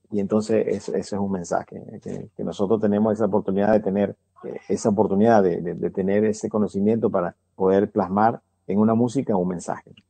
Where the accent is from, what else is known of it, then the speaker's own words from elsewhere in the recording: Venezuela; now in United States; yo soy venezolano